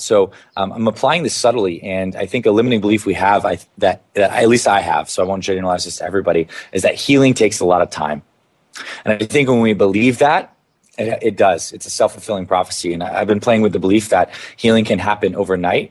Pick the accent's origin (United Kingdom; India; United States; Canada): Canada; I grew up in Canada.